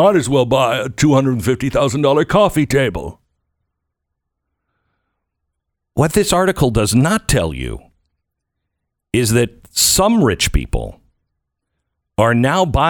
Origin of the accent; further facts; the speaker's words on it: United States; I'm an American.